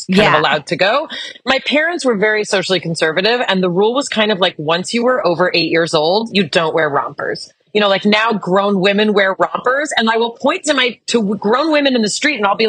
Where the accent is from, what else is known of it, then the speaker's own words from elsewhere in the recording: Los Angeles, California, United States; I grew up in the Melrose Fairfax district in like the heyday of the punk era.